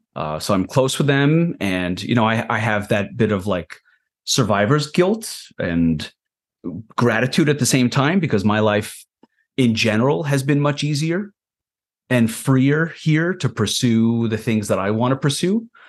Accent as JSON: {"language": "English", "country": "Israel", "tie": "born or raised there", "moved": "yes", "lives_now": "United States", "said": "I was born on a kibbutz in Israel."}